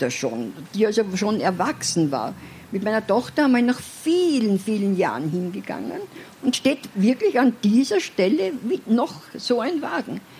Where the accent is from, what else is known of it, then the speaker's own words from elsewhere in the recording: Vienna, Austria; Ich bin in der Albrechtskleitgassen aufgewachsen, äh, teilweise.